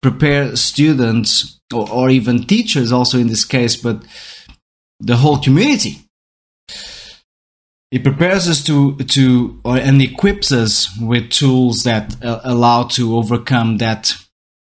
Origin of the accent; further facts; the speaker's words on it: Portugal; first language Portuguese; English is a second language; I'm Portuguese, so my mother tongue is Portuguese